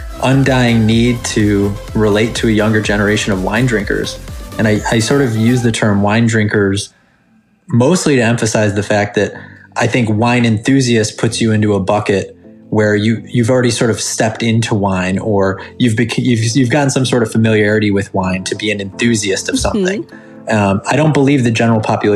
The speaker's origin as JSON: {"language": "English", "town": "Chicago", "region": "Illinois", "country": "United States", "said": "we're both from Chicago"}